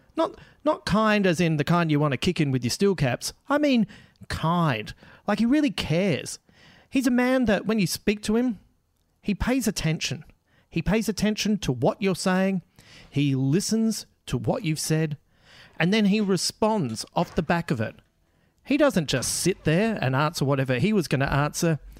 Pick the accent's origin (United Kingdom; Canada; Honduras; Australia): Australia; Adelaide, South Australia; my hometown.